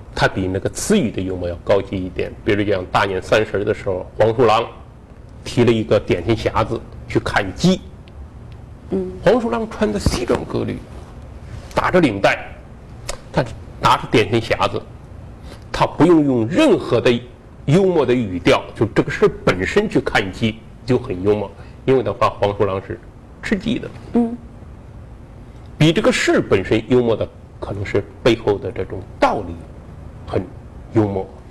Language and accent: Chinese; Henan, China; 我们河南人不这么追问